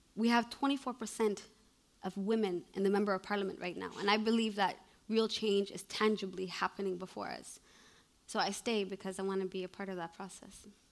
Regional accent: Canada; moved away as an adult; also born or lived in Somalia; now in Mogadishu, Somalia; I was born in Canada

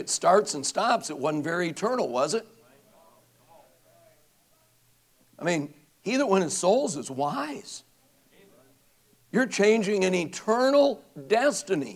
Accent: Racine, Wisconsin, United States; my hometown, Racine, Wisconsin

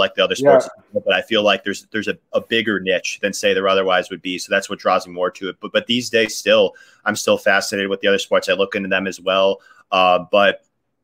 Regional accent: Chicago, Illinois, United States; Chicago, Illinois.

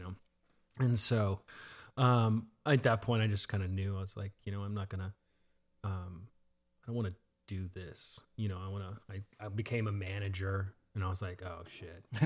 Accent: Dallas, Texas, United States; also born or lived in Florida / Garland, Texas; I say I'm from Dallas

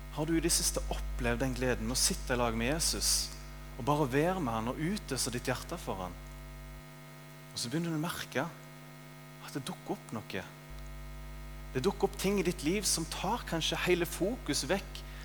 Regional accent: Ølensvåg, Vestland, Norway; moved away; hjembygda mi i Ølensvåg

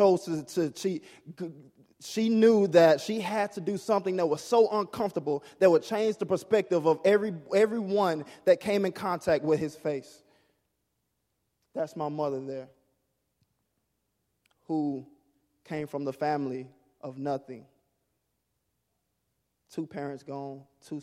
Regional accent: Mississippi, United States; growing up in Mississippi, there's a lot of things that I wasn't exposed

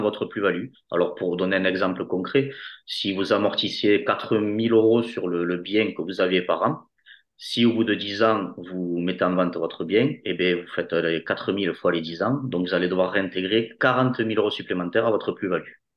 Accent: Toulouse, Occitania, France; accent: Toulouse; j'ai un accent marqué de, Toulouse.

